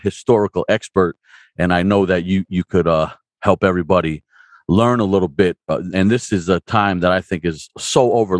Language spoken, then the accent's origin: English; North New Jersey, United States; moved away; also born or lived in Pennsylvania; I'm originally from North New Jersey. By the time my hardcore life began, I'm living out in PA.